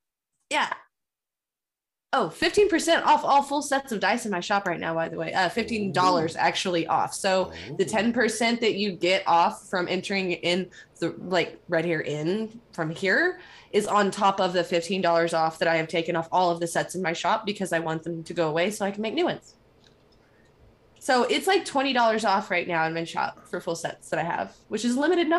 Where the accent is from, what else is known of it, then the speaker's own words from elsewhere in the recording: Scotland, United Kingdom; Everyone's Irish on St. Paddy's Day, except for the Scottish. We're still Scottish.